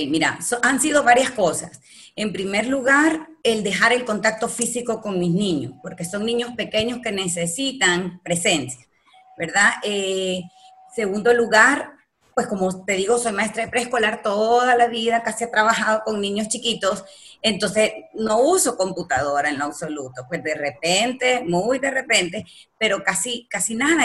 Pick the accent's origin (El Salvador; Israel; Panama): El Salvador; moved away as an adult; now in Nicaragua; yo soy salvadoreña y entonces toda mi familia